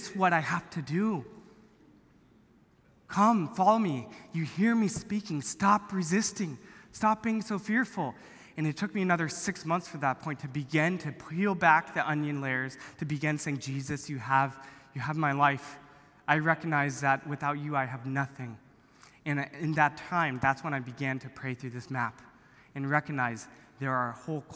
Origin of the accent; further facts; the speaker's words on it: Orange County, California, United States; I grew up here in Orange County